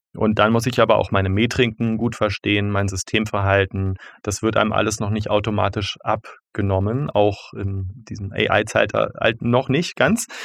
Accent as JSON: {"language": "German", "region": "Berlin", "country": "Germany", "tie": "born or raised there", "also_born_or_lived": "Zurich", "said": "Ich komme aus Berlin. Ich bin damals noch im amerikanischen Sektor aufgewachsen, als, es, als die Stadt noch getrennt war"}